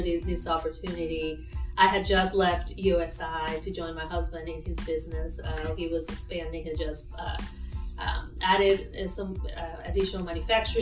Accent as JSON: {"language": "English", "town": "Caracas", "region": "Capital District", "country": "Venezuela", "moved": "as an adult", "lives_now": "Evansville, United States", "said": "I am originally from Caracas, Venezuela, and I came here with my husband, who's also from Venezuela."}